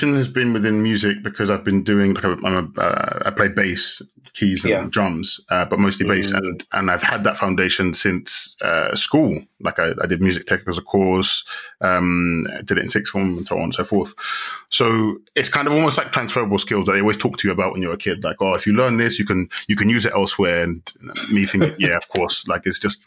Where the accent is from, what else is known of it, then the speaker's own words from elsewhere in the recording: London, United Kingdom; moved away as an adult; also born or lived in Ghana; now in Madrid, Spain; born and raised in London